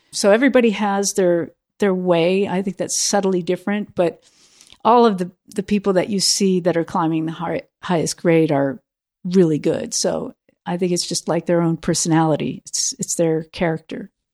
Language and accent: English; United States; also born or lived in Europe; Being outside of America helped me look at myself as an American